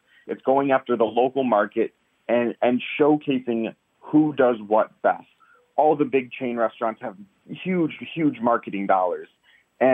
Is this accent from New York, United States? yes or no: no; Detroit, Michigan, United States; We start at my hometown, Detroit, Michigan.